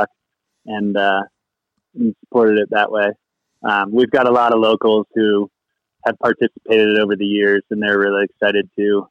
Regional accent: East Coast, United States; moved away; I'm originally from the East Coast

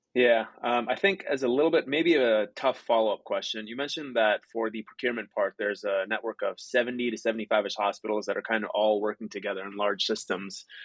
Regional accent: Chicago, Illinois, United States; in Chicago, where my hometown is

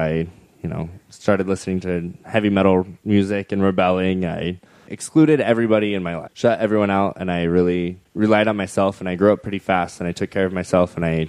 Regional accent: Idaho, United States; Southeastern Idaho.

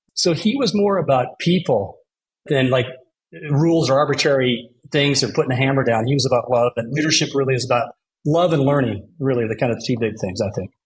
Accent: Eagle, Idaho, United States; now in Denver, United States; growing up in Idaho, awesome place, Eagle to all the Eagleites

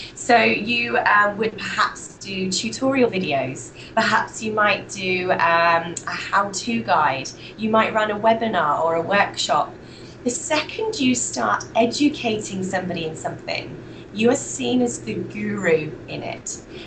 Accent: United Kingdom; accent: British; moved away as an adult; also born or lived in Malta; now in Australia; as you can tell by my accent, I'm British

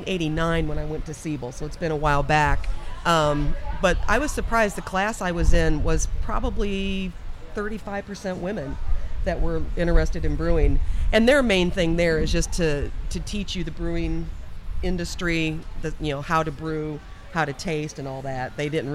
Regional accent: Chicago, Illinois, United States; there was a cultural difference just because I'm from Chicago and I moved to Virginia. So I was a damn Yankee to start out with.

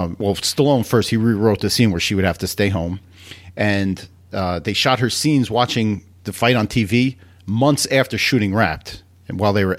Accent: United States

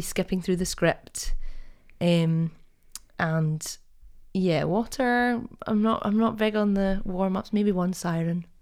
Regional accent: Perth, Scotland, United Kingdom; growing up in Perth

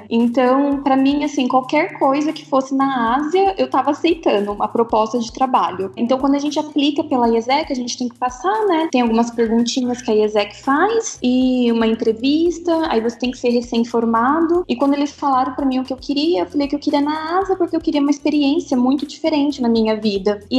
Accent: Paraná, Brazil; now in India; eu sou de uma cidadezinha do interior do Paraná que tem menos de 30 mil habitantes. Então, é bem interior mesmo. Aqui na Índia o pessoal considera que eu sou

